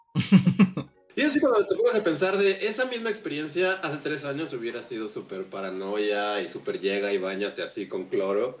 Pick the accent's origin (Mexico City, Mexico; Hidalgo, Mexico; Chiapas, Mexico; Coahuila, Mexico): Mexico City, Mexico; nuestra chilanguez